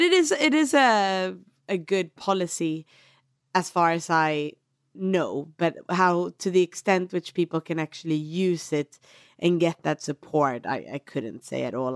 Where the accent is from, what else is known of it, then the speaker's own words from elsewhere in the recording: Sweden; moved away as an adult; now in Myanmar; I'm from Sweden